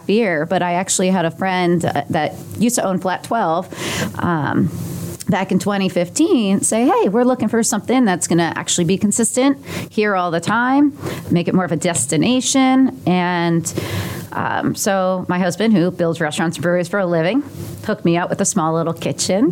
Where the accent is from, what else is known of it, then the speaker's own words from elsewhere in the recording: Pottstown, Pennsylvania, United States; moved away as an adult; also born or lived in State College, Pennsylvania; now in Indianapolis, United States; I was born and raised out in Southeast PA, Pottstown, Pennsylvania, to be exact